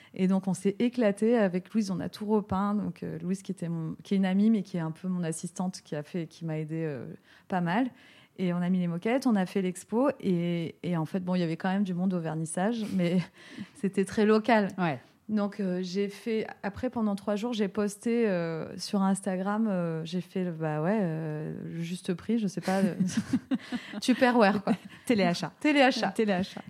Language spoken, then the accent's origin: French; France; moved away as an adult; also born or lived in Los Angeles; now in Vallauris, France; la France, c'est mon pays d'origine